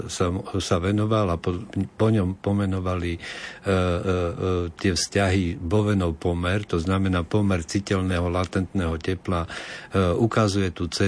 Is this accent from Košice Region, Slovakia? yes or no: yes; Košice, Košice Region, Slovakia; Ja, ja som z Košic